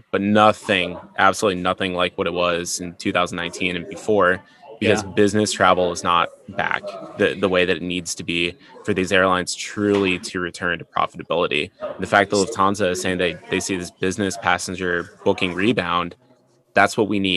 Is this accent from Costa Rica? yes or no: no; Singapore; Yeah, I'm from Singapore.